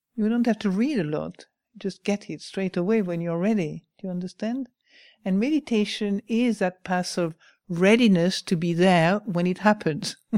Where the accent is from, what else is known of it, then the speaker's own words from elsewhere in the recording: France; moved away; I come from France